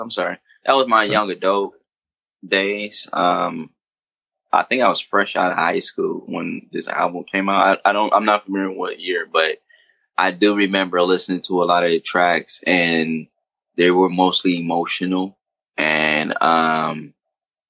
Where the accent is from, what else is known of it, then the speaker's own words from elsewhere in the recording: Detroit, Michigan, United States; moved away as an adult; also born or lived in Sterling Heights, Michigan; now in Los Angeles, United States; I grew up in Detroit